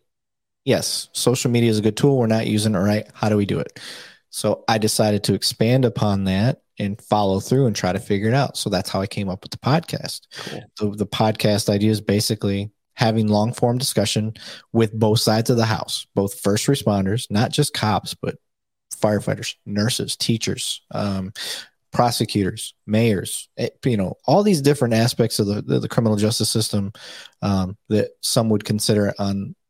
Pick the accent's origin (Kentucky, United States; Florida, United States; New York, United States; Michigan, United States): Michigan, United States; Flint; moved away as an adult; also born or lived in Saginaw, Michigan; now in Dallas-Fort Worth, United States; I'm originally from Flint, Michigan